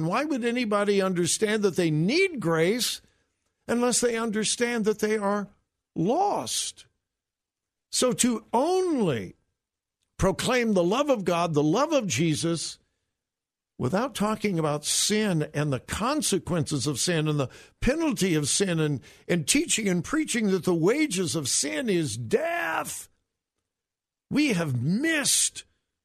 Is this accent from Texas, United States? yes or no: no; Southern California, United States; I grew up in Southern California listening to his dad, Jack MacArthur, on the radio